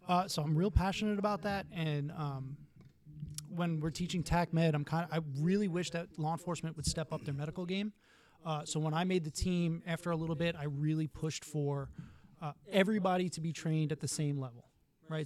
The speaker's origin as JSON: {"language": "English", "town": "New York City", "region": "New York", "country": "United States", "moved": "as an adult", "lives_now": "Florida, United States", "said": "I'm from New York City. My family moved down here"}